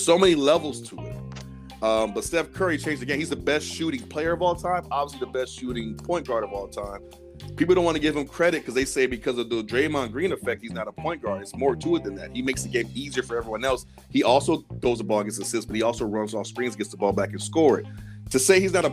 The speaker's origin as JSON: {"language": "English", "country": "Sierra Leone", "said": "I'm from Sierra Leone"}